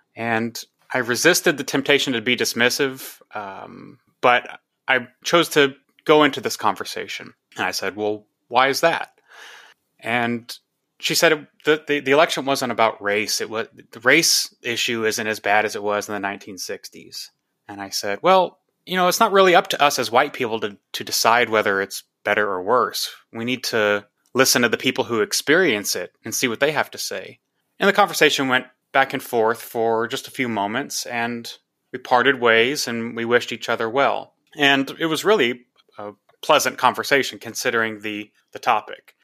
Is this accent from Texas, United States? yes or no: yes; Texas, United States; I'm from Texas, went to, uh, college in Austin